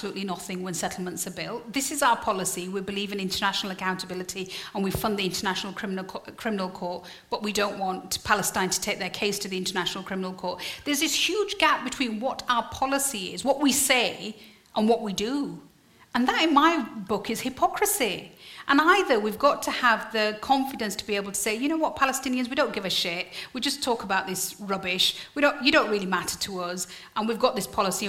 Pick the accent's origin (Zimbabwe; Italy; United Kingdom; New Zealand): United Kingdom; Yorkshire and the Humber; I'm from Yorkshire.